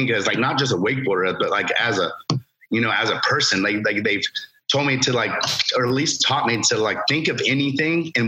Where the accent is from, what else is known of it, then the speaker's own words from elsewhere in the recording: Lake Alfred, Florida, United States; I grew up in Lake Alfred in Polk County